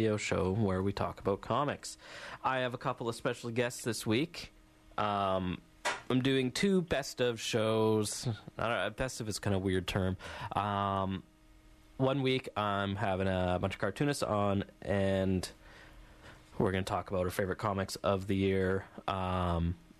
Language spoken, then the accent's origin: English; Canada; I'm Canadian